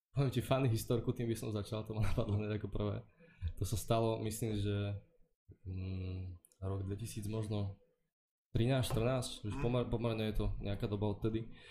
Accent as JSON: {"language": "Slovak", "country": "Slovakia", "moved": "as an adult", "lives_now": "Prague, Czech Republic", "said": "doma na Slovensku"}